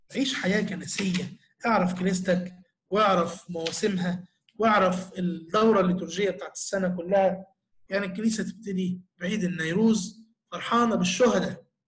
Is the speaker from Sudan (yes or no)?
no; Egypt; إحنا نفسنا كمصريين